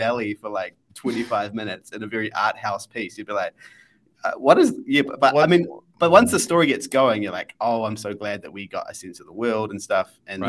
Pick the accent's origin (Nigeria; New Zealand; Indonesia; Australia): New Zealand; And because I'm a Kiwi, they're so embedded